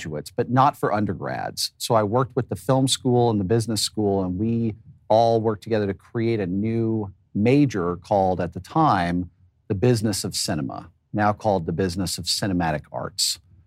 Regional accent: Dallas, Texas, United States; moved away as an adult; also born or lived in Los Angeles, California; I grew up in Dallas, Texas

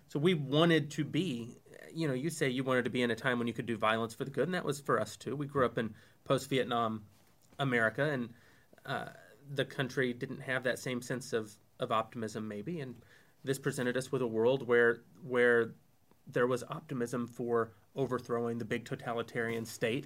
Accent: the South, United States; we grew up in the South

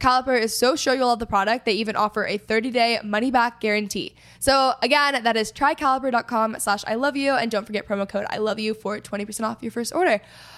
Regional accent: Texas, United States; And I mean, I am from Texas, so I'm like all about Southern hospitality.

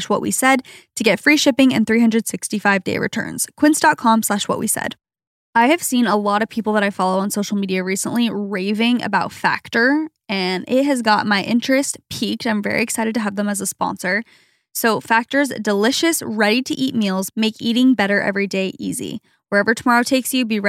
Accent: Arizona, United States; moved away; where we grew up in Arizona

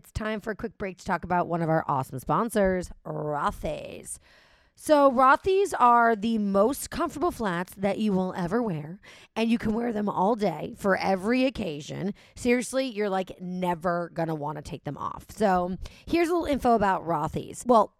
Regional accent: New York, United States; because, hello, I'm a New Yorker.

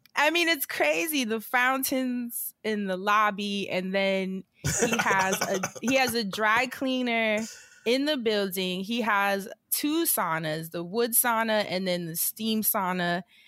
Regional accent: New York, United States; moved away; I'm a New Yorker, like a bl- true blue New Yorker

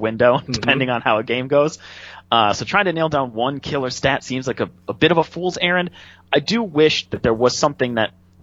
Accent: Wisconsin, United States; I'm from Wisconsin

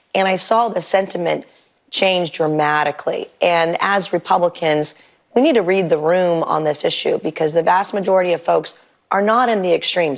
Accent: South Carolina, United States; my home state of South Carolina

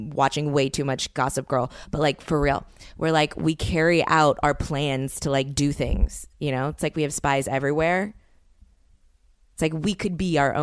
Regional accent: New Orleans, Louisiana, United States; moved away; people that I grew up with in New Orleans

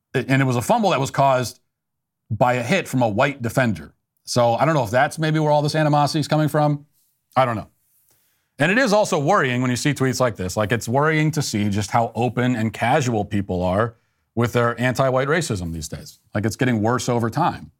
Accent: United States; as an American

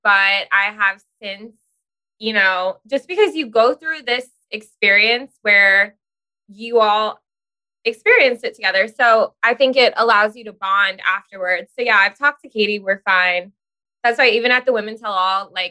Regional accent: Rockland, New York, United States; moved away; I grew up in Rockland.

